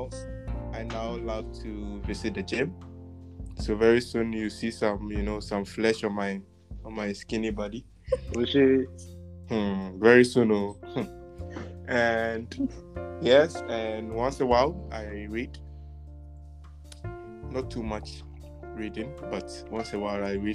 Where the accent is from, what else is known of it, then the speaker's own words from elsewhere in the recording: Ghana; now in Czech Republic; I'm originally from Ghana. Currently in the Czech Republic.